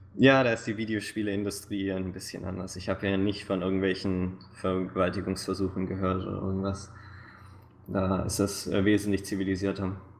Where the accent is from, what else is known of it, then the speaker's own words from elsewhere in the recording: near Stuttgart, Baden-Württemberg, Germany; moved away as an adult; now in Vancouver, Canada; ich bin äh, Schwabe, ähm, aufgewachsen in der Nähe von Stuttgart